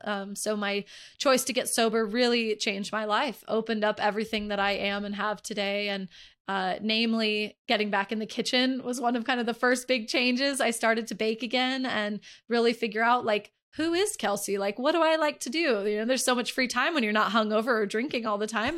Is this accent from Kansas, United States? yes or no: no; Northern California, United States; also born or lived in Dallas, Texas; I was born in Dallas, raised in Northern California